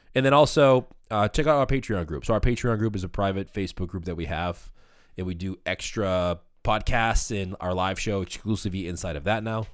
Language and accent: English; Boston, Massachusetts, United States; we're from Boston